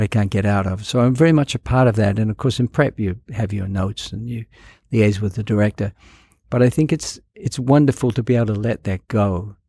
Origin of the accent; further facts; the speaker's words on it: New Zealand; moved away; It was shot in my hometown